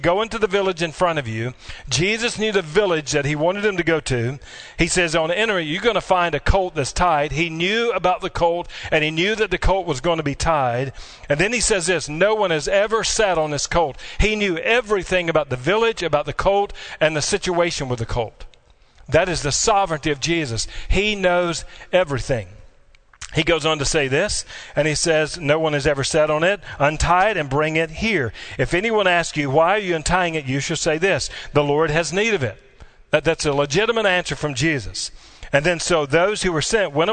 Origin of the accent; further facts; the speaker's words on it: Kentucky, United States; I was from Kentucky